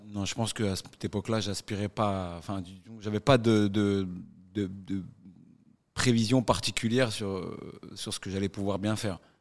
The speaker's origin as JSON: {"language": "French", "area": "northern suburbs of Paris", "region": "Île-de-France", "country": "France", "tie": "born or raised there", "said": "Quand tu viens d'où je viens, donc ouais. Euh, banlieue nord de Paris"}